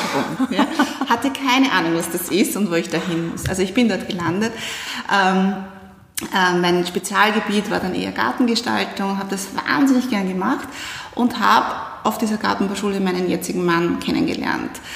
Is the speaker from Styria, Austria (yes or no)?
yes; Styria, Austria; now in Vienna, Austria; ich bin aus der Steiermark, also auch gar nicht aus Wien